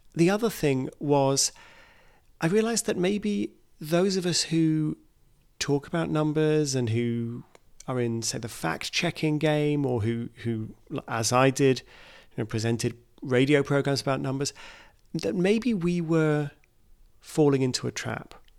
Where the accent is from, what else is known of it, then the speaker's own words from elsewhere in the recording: United Kingdom; my home country, the UK